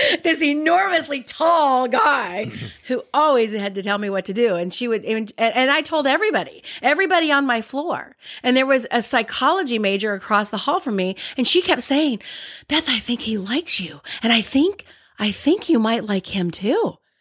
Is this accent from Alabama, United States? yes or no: yes; Alabama, United States; I'm from Alabama.